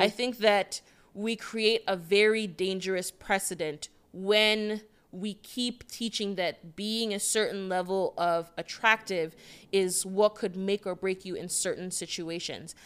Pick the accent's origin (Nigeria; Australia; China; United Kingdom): Nigeria; moved away; also born or lived in Connecticut, United States; I'm an international black woman from tech that I'm from Nigeria